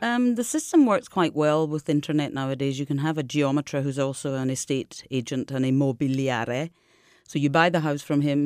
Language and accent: English; Scotland, United Kingdom; now in Marche, Italy; as a Scottish person